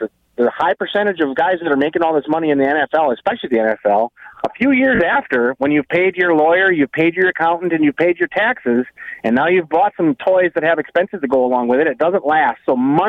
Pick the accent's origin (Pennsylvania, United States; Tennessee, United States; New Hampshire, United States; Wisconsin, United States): Wisconsin, United States; Reedsburg; I'm from Reedsburg.